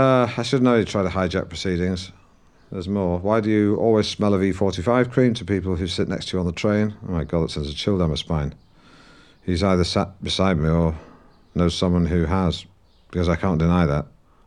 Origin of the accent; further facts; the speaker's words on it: Norwich, East of England, United Kingdom; accent: Norwich; So don't talk to me about dropping the Norwich accent. You don't know the first fucking thing about the Norwich accent, do you, huh?